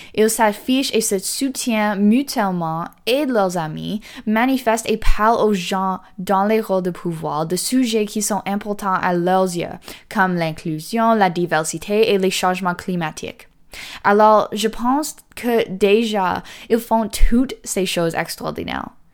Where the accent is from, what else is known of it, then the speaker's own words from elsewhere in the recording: the North, Northern Canada, Canada; chez nous, dans le Nord